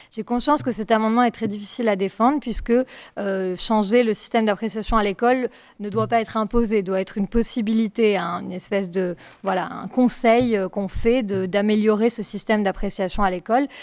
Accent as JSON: {"language": "French", "country": "France", "said": "nous en tant que Français"}